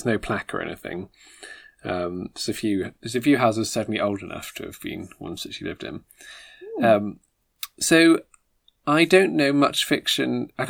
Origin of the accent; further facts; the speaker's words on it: Eckington, West Midlands, United Kingdom; also born or lived in St Helens, Merseyside / Oxford; now in West Oxfordshire, United Kingdom; But then I grew up in a little village in Worcestershire called Eckington.